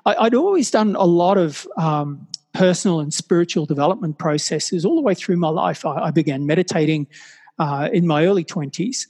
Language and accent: English; Brisbane, Queensland, Australia; moved away as an adult; also born or lived in Sydney; find myself moving from my hometown of Brisbane down to Sydney